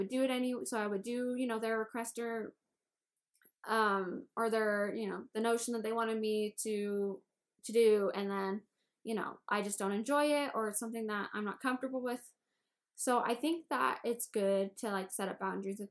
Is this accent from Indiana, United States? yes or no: yes; Indiana, United States; I'm from Indiana.